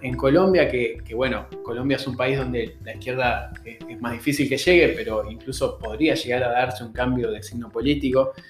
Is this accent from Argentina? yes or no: no; Uruguay